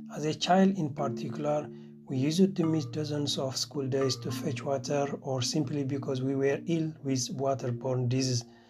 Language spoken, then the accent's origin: English; Eritrea; moved away as an adult; now in Göttingen, Germany; I come from Eritrea